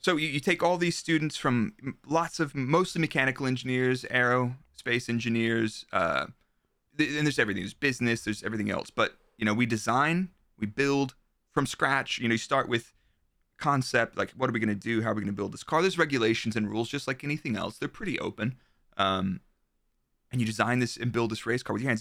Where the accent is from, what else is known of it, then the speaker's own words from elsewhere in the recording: Dallas, Texas, United States; moved away as an adult; I'm from Texas, so I was there until I was twenty-five